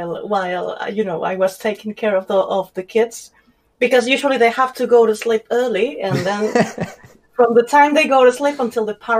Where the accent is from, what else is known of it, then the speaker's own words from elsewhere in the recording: Spain; English is a second language; moved away; also born or lived in south of Germany; I grew up half in Spain, half in Germany, in the south of Germany. And I was born in Spain.